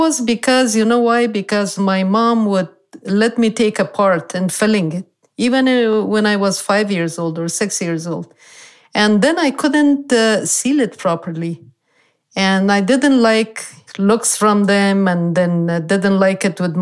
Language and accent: English; Kabul, Afghanistan; moved away as an adult; also born or lived in Beirut, Lebanon; now in Moreno Valley, United States; I grew up in Kabul, the capital city